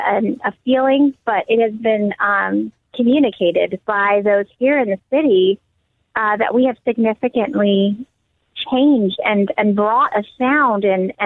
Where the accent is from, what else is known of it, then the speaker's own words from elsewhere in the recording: California, United States; we're here from California very intentionally